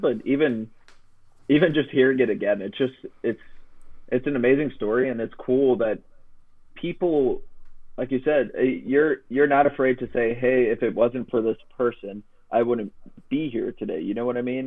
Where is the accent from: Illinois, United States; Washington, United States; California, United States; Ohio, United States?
Illinois, United States; Chicago; I grew up in Chicago